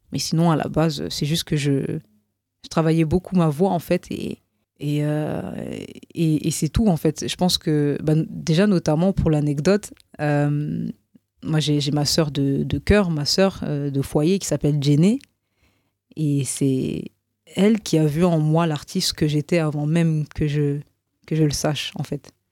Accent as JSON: {"language": "French", "town": "Roubaix", "region": "Hauts-de-France", "country": "France", "said": "dire non, mais je viens de Roubaix, et donc"}